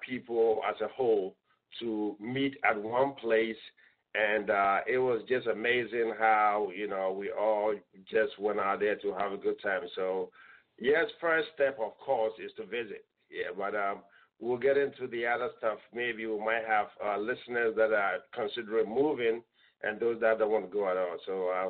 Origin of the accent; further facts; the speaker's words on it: Ghana; I'm a Ghanaian. And I just couldn't wait for this opportunity to share my experience as someone who was born in Ghana